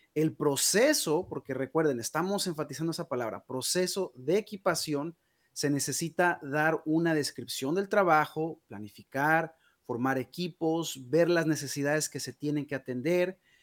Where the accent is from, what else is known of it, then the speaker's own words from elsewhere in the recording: Guadalajara, Jalisco, Mexico; now in United States; yo nací en Guadalajara, Jalisco, México. Ya tengo ya 21 años viviendo en los Estados Unidos.